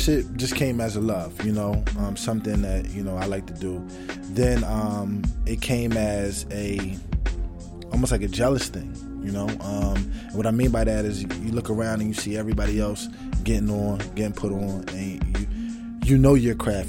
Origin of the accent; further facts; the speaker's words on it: Burlington, New Jersey, United States; I'm from Burlington, New Jersey. Burlington City is what you call it. A.K.A. the zoo. I was born and raised there, all my life